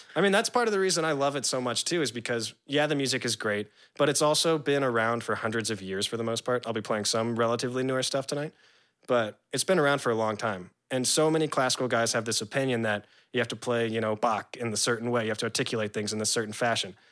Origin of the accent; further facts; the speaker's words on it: San Diego, California, United States; moved away as an adult; also born or lived in New Orleans / Virginia / Jacksonville; my dad moved to San Diego, California. And that's where I grew up from, like, five until college, you know, like, eighteen